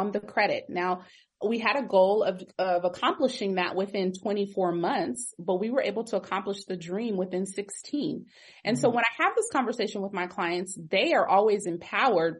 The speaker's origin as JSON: {"language": "English", "town": "Pasadena", "region": "California", "country": "United States", "said": "I am originally from Pasadena"}